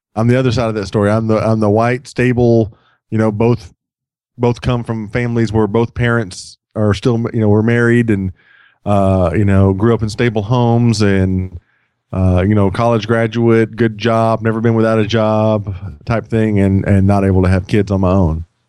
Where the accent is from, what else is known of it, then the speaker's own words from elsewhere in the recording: Texas, United States; moved away; I'm from Texas